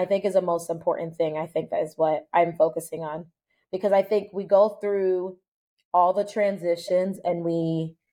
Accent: United States; I was born here in the United States

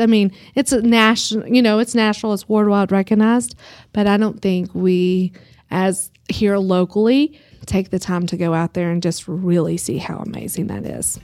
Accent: Groom, Texas, United States; also born or lived in Dallas; now in Amarillo, United States; it was my hometown

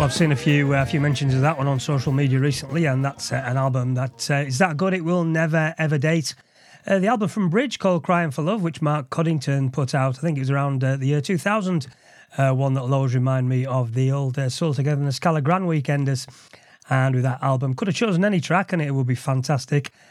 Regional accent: Liverpool, North West England, United Kingdom; in his and my hometown of Liverpool

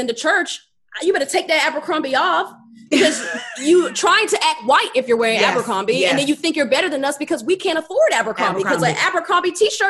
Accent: North Carolina, United States; North Carolina.

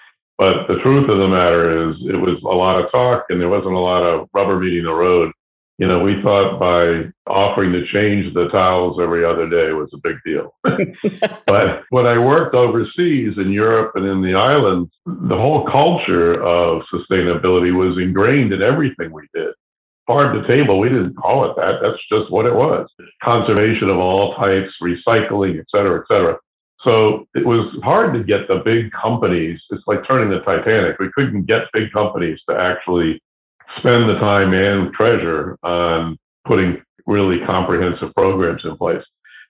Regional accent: New London, New Hampshire, United States; now in Boston, United States; So I came to Boston from New London, New Hampshire, to pursue a radio and television career.

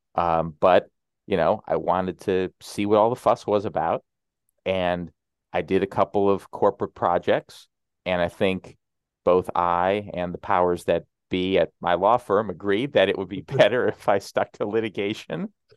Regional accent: Illinois, United States; moved away as an adult; also born or lived in New York City; my home state of Illinois

